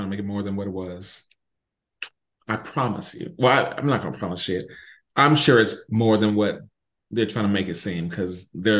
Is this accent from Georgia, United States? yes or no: no; Oakland / Hayward, then Orange County, California, United States; Born in Oakland, then mm-hmm. lived in Hayward, then back to Oakland, then moved to Orange County. And then after that, all history, all Southern California.